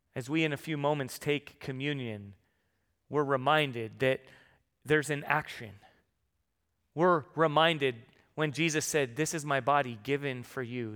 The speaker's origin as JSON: {"language": "English", "town": "San Diego", "region": "California", "country": "United States", "moved": "yes", "said": "I'm from San Diego"}